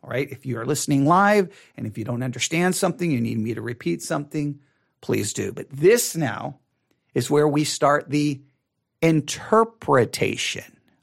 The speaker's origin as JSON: {"language": "English", "country": "United States", "said": "as American Christians"}